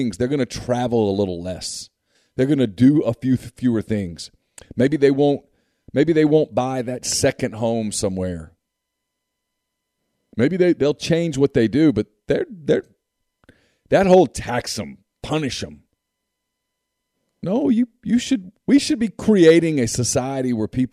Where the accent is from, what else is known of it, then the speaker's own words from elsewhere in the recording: North Louisiana, United States; I grew up in North Louisiana.